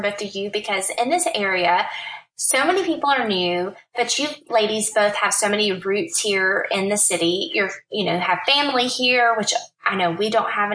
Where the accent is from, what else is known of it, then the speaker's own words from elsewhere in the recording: South Carolina, United States; now in Nashville, United States; I'm not a native, but I am not from too far away. I'm from South Carolina